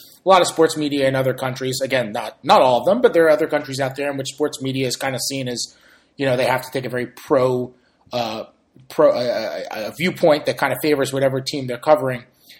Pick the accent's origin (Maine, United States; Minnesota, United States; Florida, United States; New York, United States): New York, United States; moved away as an adult; also born or lived in Missouri; now in Oklahoma, United States; you guys know I'm American. I'm from New York. I went to college in Missouri. I live in Oklahoma.